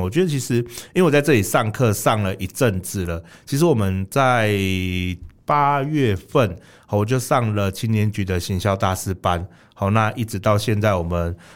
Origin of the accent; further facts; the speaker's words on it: Kaohsiung, Taiwan; 我们高雄人蛮自豪的